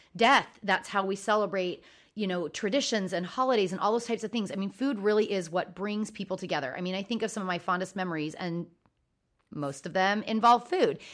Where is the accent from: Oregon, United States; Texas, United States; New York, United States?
Oregon, United States; I grew up in Oregon